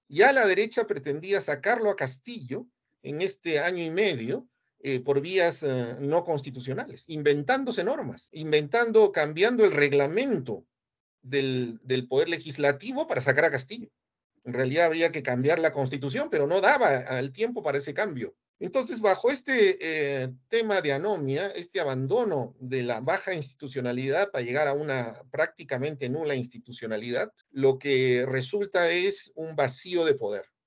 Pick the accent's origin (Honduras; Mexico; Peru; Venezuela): Peru; yo soy peruano